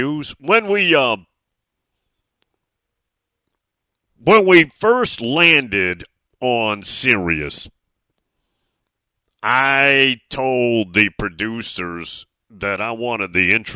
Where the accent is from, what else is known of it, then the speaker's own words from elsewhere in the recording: Nashville, Tennessee, United States; also born or lived in Williamson County, Tennessee; I was born in downtown Nashville at St. Thomas